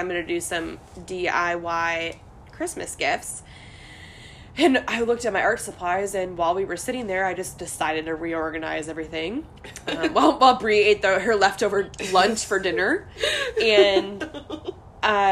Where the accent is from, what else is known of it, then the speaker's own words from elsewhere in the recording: Ohio, United States; moved away as an adult; also born or lived in Virginia; now in South Carolina, United States; I'm born and raised in Ohio, and it's actually a struggling thing to talk about when you live in South Carolina